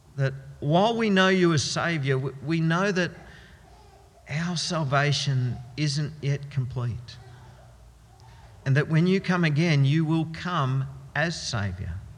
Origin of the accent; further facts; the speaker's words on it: Australia; we Australians have gotten used to something called dual citizenship